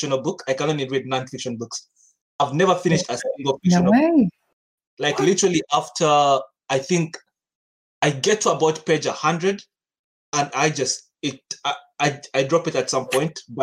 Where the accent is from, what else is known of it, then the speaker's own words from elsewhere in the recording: Uganda; also born or lived in Kenya; back home is Uganda. I'm from Uganda. I grew up in Uganda and Kenya. I was in Kenya for 10 years